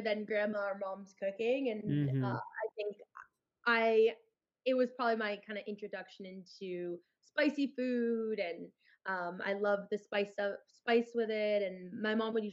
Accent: Los Angeles, California, United States; growing up in Los Angeles

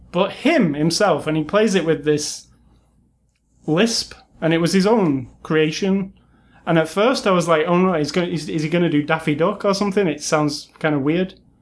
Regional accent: United Kingdom; being British

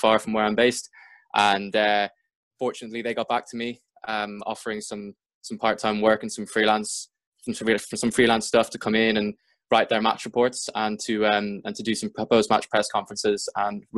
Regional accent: Dublin, Leinster, Ireland; moved away as an adult; now in United Kingdom; born and raised in Dublin

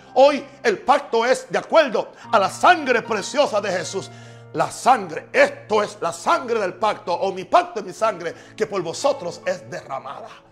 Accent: United States; en mi país también, en Estados Unidos

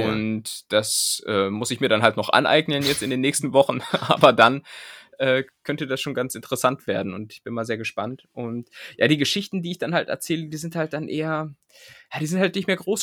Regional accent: near Bad Pyrmont, Lower Saxony, Germany; moved away; ziehe ich jetzt ganz in die Nähe äh, meiner Heimat. Ähm, es geht quasi tatsächlich in den, in den in die Nachbarstadt äh, meines Aufwuchsortes

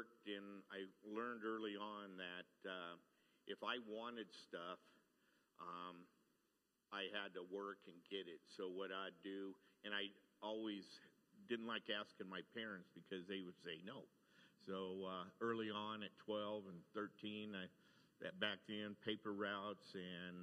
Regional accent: Fresno, California, United States; I was born in Fresno, California.

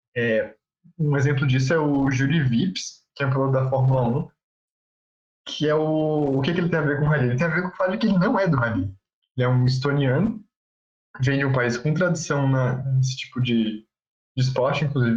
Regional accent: Florianópolis, Santa Catarina, Brazil; a gente é de Floripa que chove bastante

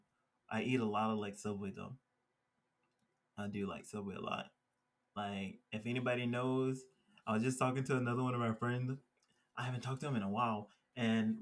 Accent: Georgia, United States; now in Colorado, United States; growing up in Georgia

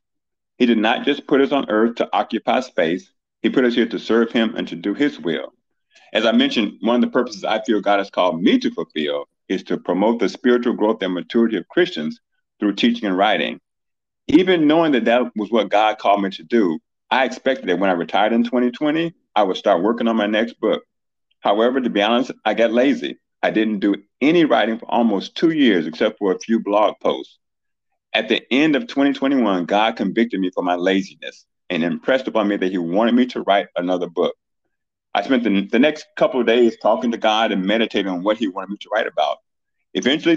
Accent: Chicago, Illinois, United States; now in Houston, United States; I was born and raised in Chicago, Illinois

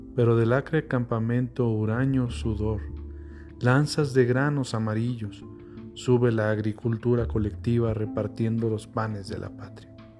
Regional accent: Mexico; ese orgullo, de decir que somos mexicanos

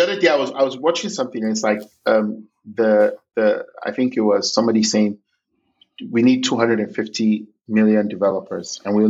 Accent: Lagos, Nigeria; I was born in Lagos University Teaching Hospital

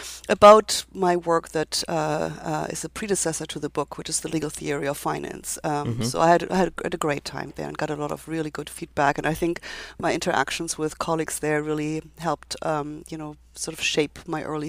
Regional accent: Germany; moved away as an adult; now in United States; my background is that I come from Germany, was trained in Germany

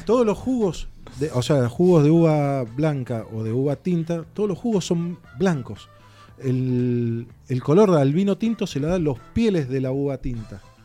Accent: eastern Mendoza, Argentina; yo también soy del este de Mendoza

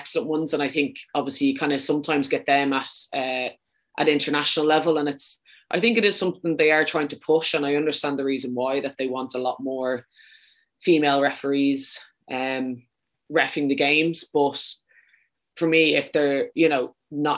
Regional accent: Wicklow, Leinster, Ireland; accent: Dublin; moved away as an adult; also born or lived in Dublin / Sweden / London; now in England; I'm from Wicklow

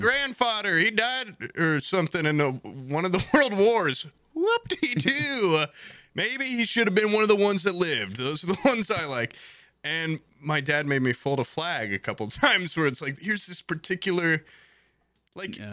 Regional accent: Indiana, United States; I'm proud to be a goddamn Indiana corn-fed boy

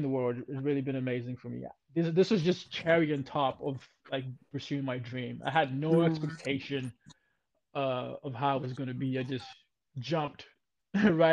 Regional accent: Ghana; moved away; growing up in Ghana, when I was in Ghana

